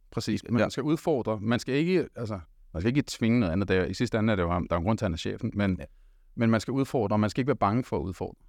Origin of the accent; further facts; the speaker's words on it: Denmark; jeg er også øh, født og opvokset her i Danmark